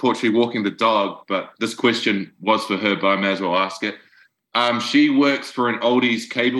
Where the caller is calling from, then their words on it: New Zealand; I'm calling from Tiawonga in New Zealand.